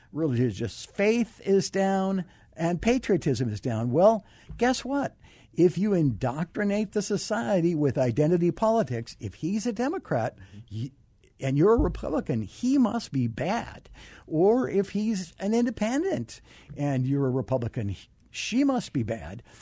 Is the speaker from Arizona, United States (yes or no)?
yes; Arizona, United States; I grew up here in Arizona